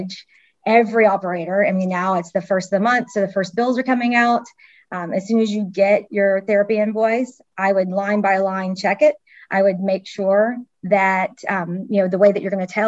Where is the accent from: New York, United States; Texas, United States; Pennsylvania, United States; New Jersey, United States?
Texas, United States; I'm from Texas